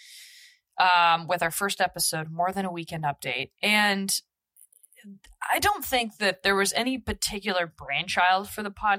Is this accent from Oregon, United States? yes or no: yes; Beaverton, Oregon, United States; I grew up in Nike culture. I'm from Nike Town, Oregon, Beaverton, for the most part.